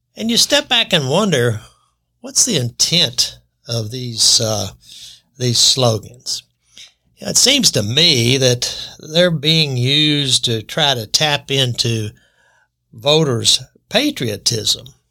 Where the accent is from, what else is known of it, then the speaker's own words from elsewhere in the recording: United States; I was born in America